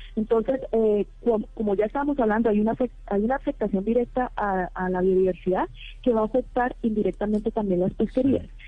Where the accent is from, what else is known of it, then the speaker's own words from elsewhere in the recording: Colombia; somos colombianos de diferentes universidades, somos dos que estamos trabajando en México, pero todos somos eh, colombianos